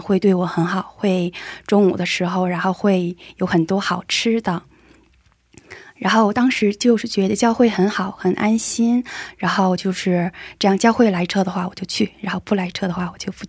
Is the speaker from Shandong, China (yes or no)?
yes; Weihai, Shandong, China; moved away as an adult; now in South Korea; 然后我之前来韩国留学，现在毕业了，在韩国工作